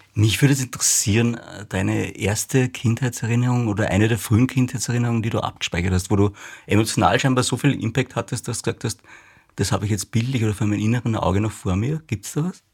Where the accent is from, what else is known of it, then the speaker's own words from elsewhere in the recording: Upper Austria, Austria; Ich bin in Oberösterreich aufgewachsen